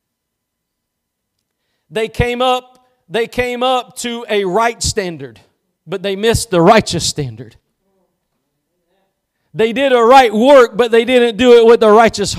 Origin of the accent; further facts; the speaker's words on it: East Texas, United States; I'm just from East Texas